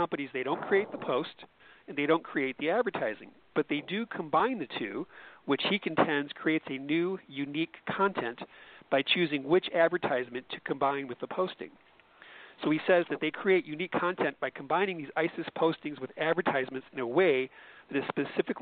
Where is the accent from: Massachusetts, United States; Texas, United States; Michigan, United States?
Michigan, United States; Detroit; moved away; my hometown